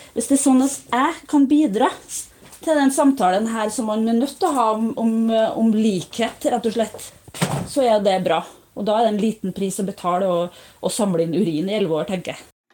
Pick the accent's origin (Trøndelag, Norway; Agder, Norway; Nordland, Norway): Trøndelag, Norway; jeg er jo fra Ørlandet sjøl